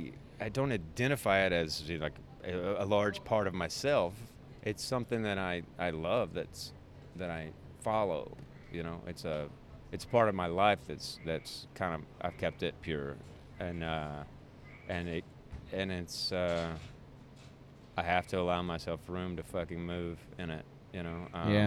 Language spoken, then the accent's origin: English; the South, United States; it's so in me as a Southerner, I extend politeness to fucking asshats that I shouldn't